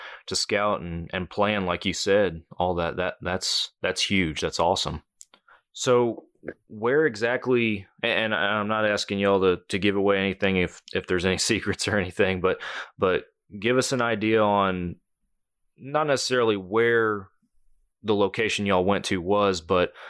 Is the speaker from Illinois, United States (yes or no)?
no; Texas, United States; I'm from Texas